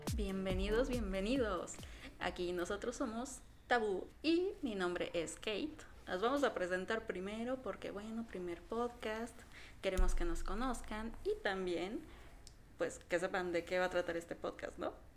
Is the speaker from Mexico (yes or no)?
yes; Mexico; aquí en México. Sí, para que de los que no sepan somos de México.